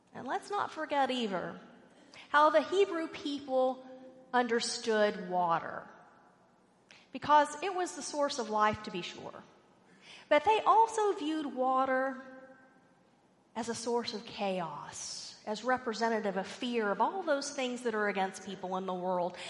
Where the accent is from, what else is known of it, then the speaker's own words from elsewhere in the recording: Richardson, Texas, United States; I grew up in Richardson, Texas, if any of you know where that is. It's north of Dallas